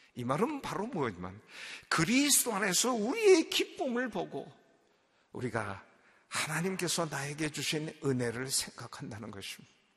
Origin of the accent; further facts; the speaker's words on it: Seoul, South Korea; moved away as an adult; also born or lived in Indonesia; 내가 왕십리 출신인 걸 어떻게 알아요?